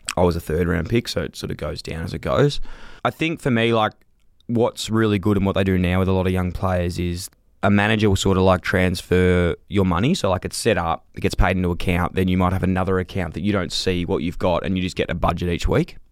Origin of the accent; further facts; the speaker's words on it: Melbourne, Victoria, Australia; I grew up in North Fitzroy